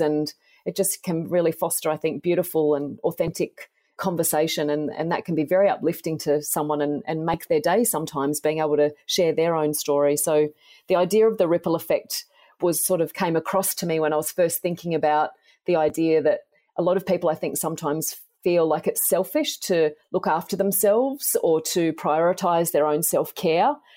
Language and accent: English; Tamworth, New South Wales, Australia; So I grew up in Tamworth in country New South Wales in Australia, and I loved growing up there.